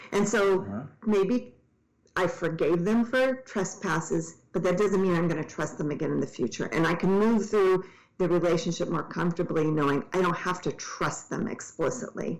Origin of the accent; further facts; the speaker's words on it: Tacoma, Washington, United States; I grew up in Tacoma where Ted Bundy came from